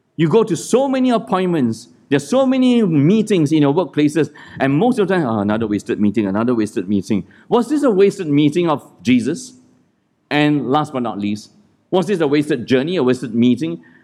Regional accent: Malaysia; moved away; also born or lived in Singapore; that's how we grew up in Malaysia, where I grew up, and in Singapore

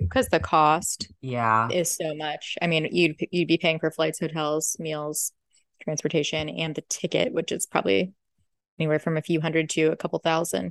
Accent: San Diego, California, United States; because we're from San Diego

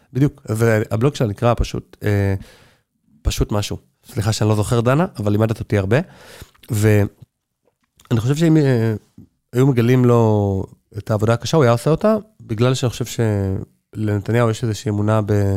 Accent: Neve Monosson, Central District, Israel; now in Jerusalem, Israel; אני גדלתי בנווה מונוסון

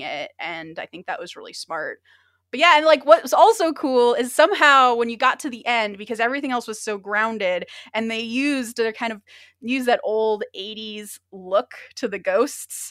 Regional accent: Orange County, California, United States; I'm from Orange County

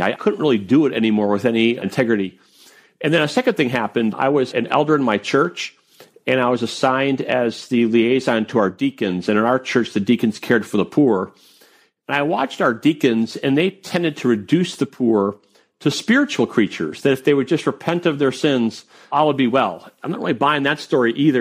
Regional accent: Wisconsin, United States; moved away as an adult; also born or lived in Maryland; I grew up in Wisconsin

